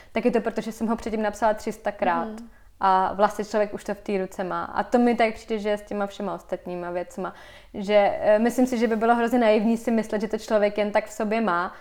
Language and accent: Czech; Vysočina Region, Czechia; now in Prague, Czechia; já jsem teda, eh, z Vysočiny, kde vlastně mám dobrý zázemí a měla jsem tam vždycky ateliér